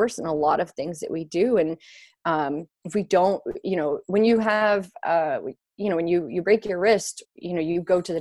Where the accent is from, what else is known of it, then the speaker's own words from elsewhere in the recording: St. Louis, Missouri, United States; moved away as an adult; also born or lived in Columbia, Missouri; now in New York, United States; I'm from St. Louis, Missouri